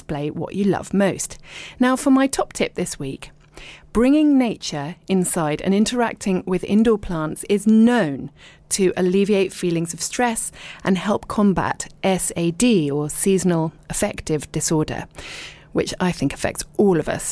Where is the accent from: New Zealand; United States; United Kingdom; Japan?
United Kingdom; Richmond, London; moved away as an adult; also born or lived in abroad; now in East Sheen, United Kingdom; I was born in Richmond and I lived and worked in London, but then I lived abroad for ages, like years and years